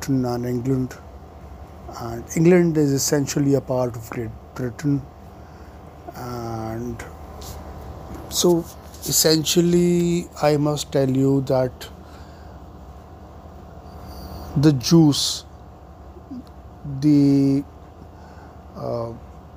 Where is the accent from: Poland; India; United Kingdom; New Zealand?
India